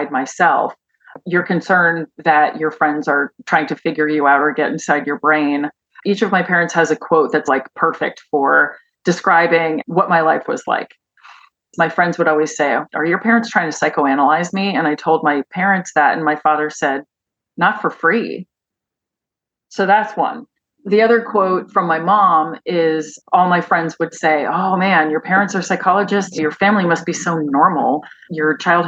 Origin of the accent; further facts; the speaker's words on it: Pennington, New Jersey, United States; moved away; also born or lived in Chicago; I grew up in Pennington, New Jersey